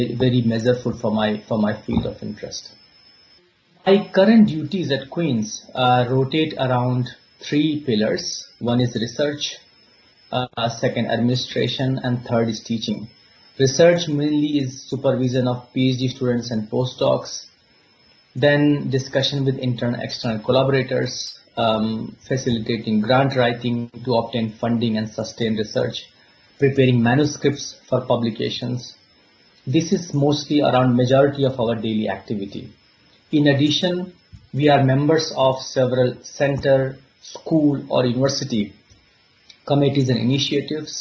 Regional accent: India; moved away as an adult; also born or lived in Singapore / Uppsala, Sweden / Baltimore, United States / Basel, Switzerland; now in Belfast, United Kingdom; I was born in India many years ago along the India-Nepal border near Himalayas

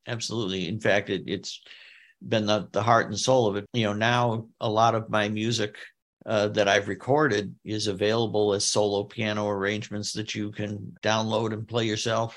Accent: Detroit, Michigan, United States; my hometown baseball team, the Detroit Tigers

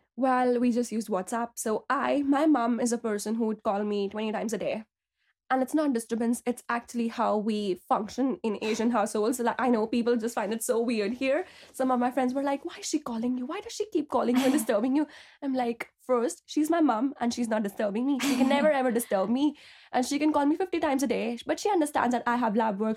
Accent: Delhi, India; moved away as an adult; now in Belfast, United Kingdom; I'm originally from Delhi, India, but I came to Belfast two years back to pursue my P H D in biochemistry

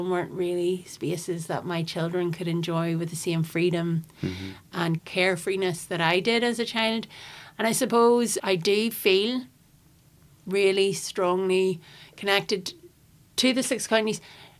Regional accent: Cookstown, Northern Ireland, United Kingdom; also born or lived in Belfast; I'm in my 40s, I'm 45. I was born in Royal Victoria. Both my parents are from Belfast. And I grew up, though, in Tyrone, and just outside of Cookstown.

